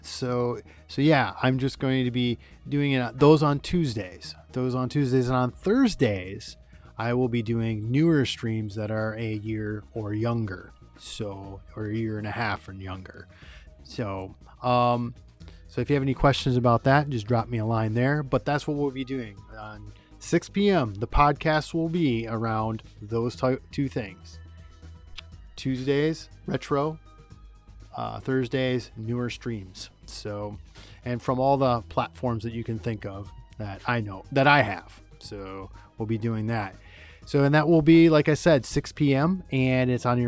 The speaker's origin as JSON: {"language": "English", "region": "Michigan", "country": "United States", "tie": "born or raised there", "said": "my home state of Michigan"}